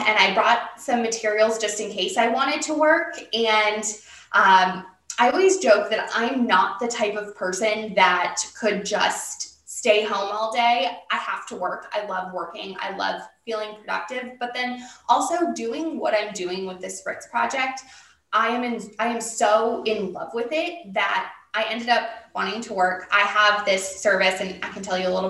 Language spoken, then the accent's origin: English; Massachusetts, United States; moved away as an adult; now in Orange County, United States; I'm originally from Massachusetts, but I moved to Orange County after I graduated from college